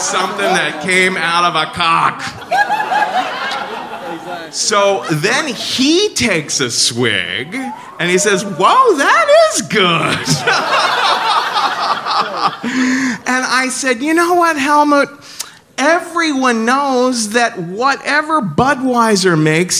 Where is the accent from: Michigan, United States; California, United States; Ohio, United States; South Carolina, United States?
Ohio, United States; Cincinnati; now in New York, United States; I'm from Cincinnati